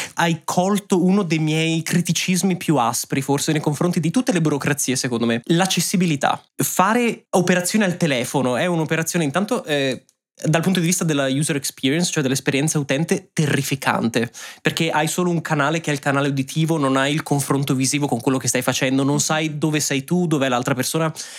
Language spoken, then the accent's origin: Italian; Italy; moved away as an adult; also born or lived in Ireland; now in Germany